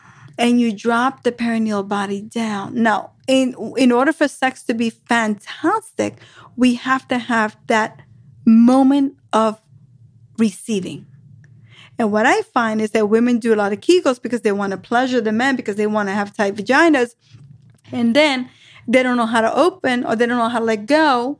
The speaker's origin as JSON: {"language": "English", "region": "New York", "country": "United States", "said": "I'm from New York. That's how we say it."}